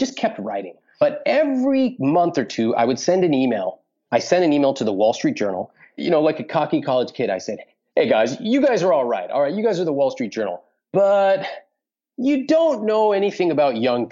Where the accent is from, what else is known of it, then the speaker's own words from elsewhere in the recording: California, United States; I'm growing up in California.